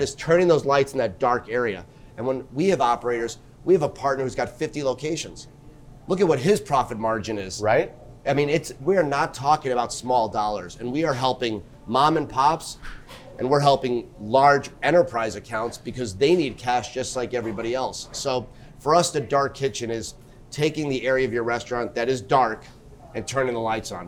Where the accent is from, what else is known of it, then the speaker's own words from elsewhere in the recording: New York, United States; I'm a New Yorker at heart, born and raised.